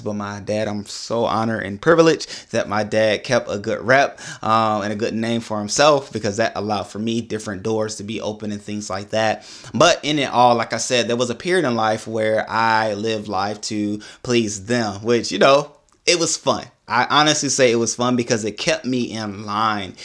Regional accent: Augusta, Georgia, United States; I was born in Augusta, Georgia

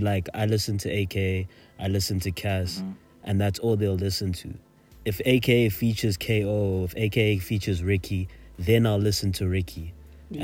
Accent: South Africa; a South African listener

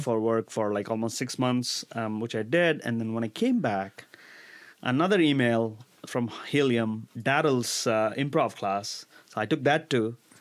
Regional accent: India; moved away as an adult; now in United States; Growing up in India

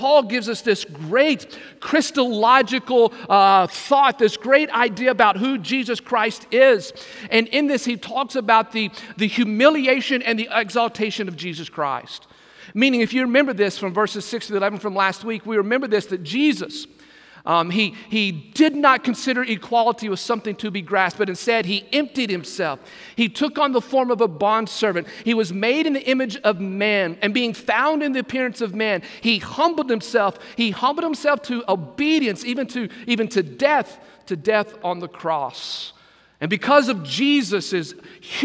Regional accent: Texas, United States; now in Brunswick, United States; growing up in Texas, as a kid

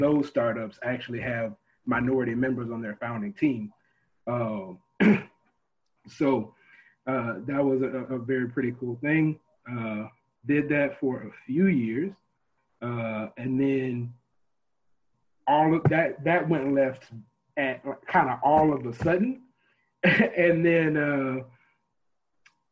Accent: Baton Rouge, Louisiana, United States; moved away as an adult; now in Austin, United States; I'm actually from Baton Rouge, Louisiana, born and raised, moved out to Austin, Texas about 6 years ago.

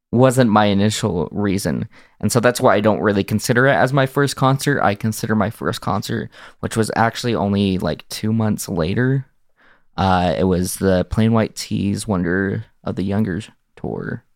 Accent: Salt Lake Valley, Utah, United States; I've grown up in Utah, uh, specifically in the Salt Lake Valley

